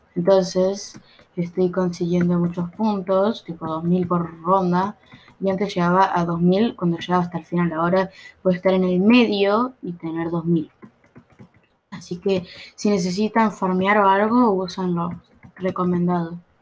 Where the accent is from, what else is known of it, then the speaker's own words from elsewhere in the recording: Buenos Aires Province, Argentina; No, no soy uruguaya, soy de Buenos Aires, Argentina, El conurbano